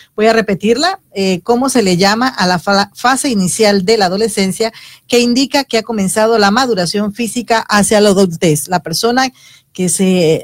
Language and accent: Spanish; Horconcitos, Chiriquí, Panama; moved away; yo nací en Horconcitos, teníamos que salir del pueblo porque no había opciones